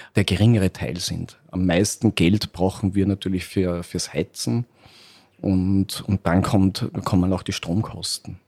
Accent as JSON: {"language": "German", "region": "Upper Austria", "country": "Austria", "moved": "as an adult", "lives_now": "Vienna, Austria", "said": "Ich komme aus Oberösterreich. Äh, irgendwann hat mich das Studium nach Wien verschlagen"}